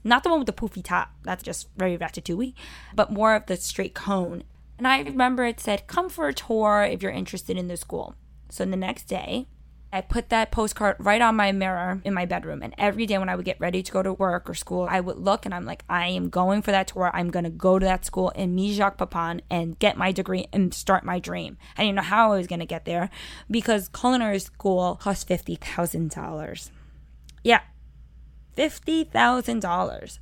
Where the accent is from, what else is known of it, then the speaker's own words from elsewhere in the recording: New York City, New York, United States; growing up in Sunset Park